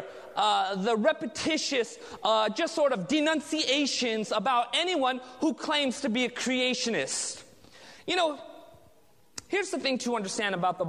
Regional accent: Southern California, United States; I was raised in Southern California

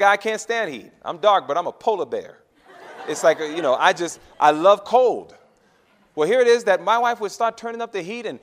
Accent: New York, United States; moved away; I'm a New Yorker

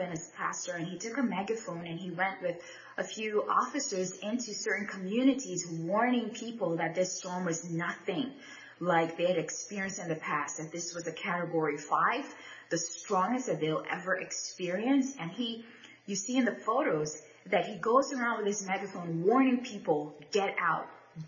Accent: Bahamas; I'm from the Bahamas

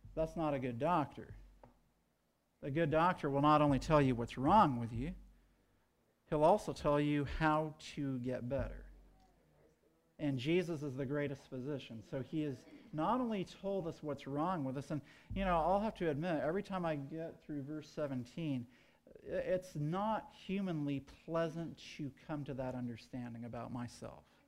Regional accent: United States; as American Adventists

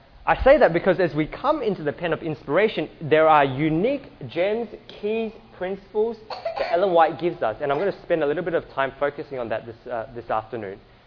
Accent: Australia; we are from Australia

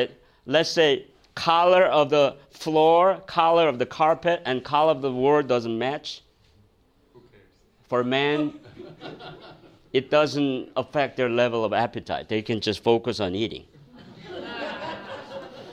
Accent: South Korea; now in United States; I came from Korea

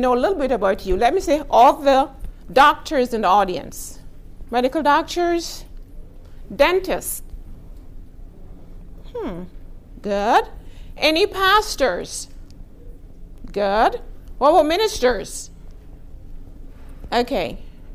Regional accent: Texas, United States; I am from Texas

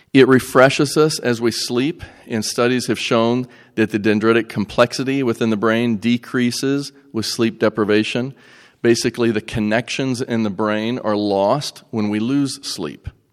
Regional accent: Greeneville, Tennessee, United States; I'm from Greenville, Tennessee

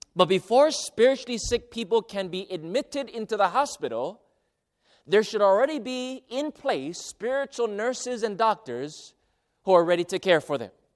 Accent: Hawaii, United States; moved away as an adult; also born or lived in Arizona / Central California; now in California, United States; my hometown. Now, I didn't, I didn't live in a huge city or anything, but it was a, a country, uh, town in, in, uh, in Hawaii

